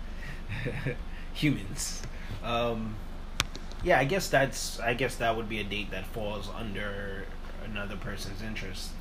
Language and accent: English; New York City, New York, United States; we're from New York